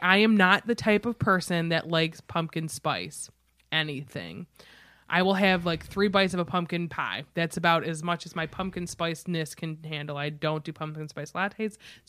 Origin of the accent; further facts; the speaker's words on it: Ireland; all of my Christmases are Irish, because I'm Irish. Oh, you know what I mean?